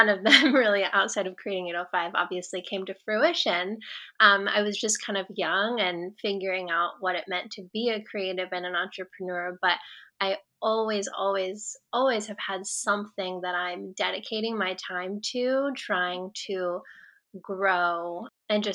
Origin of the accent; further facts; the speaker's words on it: Atascadero, California, United States; I grew up in Atascadero and I lived there until I was 12